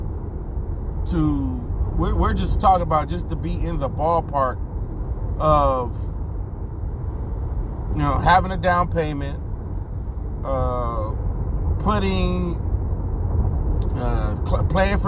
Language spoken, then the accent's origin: English; Inglewood, California, United States; people from Inglewood, we say we from Inglewood. We don't really say we're from Los Angeles